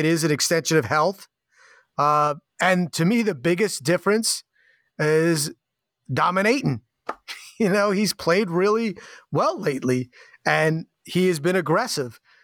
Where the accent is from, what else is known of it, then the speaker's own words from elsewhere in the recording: East Coast, United States; now in Portland, United States; growing up on the East Coast